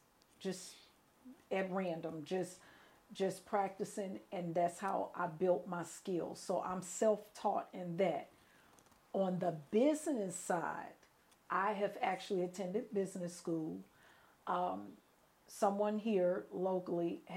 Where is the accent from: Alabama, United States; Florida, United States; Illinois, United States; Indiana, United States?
Illinois, United States; Chicago; moved away as an adult; also born or lived in New Orleans, Louisiana; I am originally from Chicago, Illinois. Born and raised in Chicago